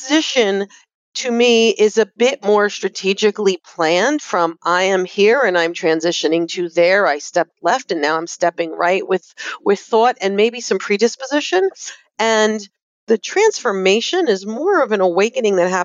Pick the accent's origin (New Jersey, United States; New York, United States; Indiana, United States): New Jersey, United States; I'm from New Jersey